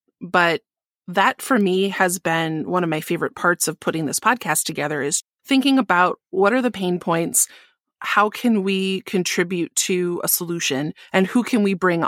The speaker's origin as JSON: {"language": "English", "region": "Midwest", "country": "United States", "accent": "Midwest", "said": "Well, I got married this year, and my Midwest accent just came out strong."}